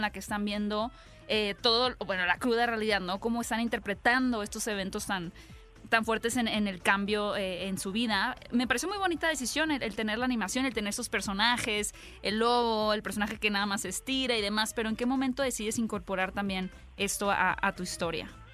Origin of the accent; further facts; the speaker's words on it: Hermosillo, Sonora, Mexico; yo soy de Hermosillo